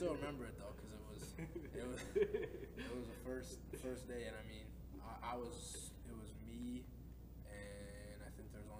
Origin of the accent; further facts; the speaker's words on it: Kewaskum, Wisconsin, United States; also born or lived in Milwaukee; And ever since then, I've lived in Kewaskum.